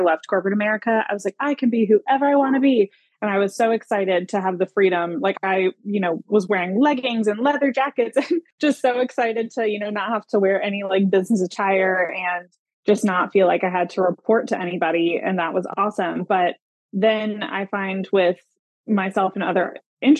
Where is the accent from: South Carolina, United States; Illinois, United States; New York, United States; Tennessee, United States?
South Carolina, United States; Greenville; my hometown in Greenville, South Carolina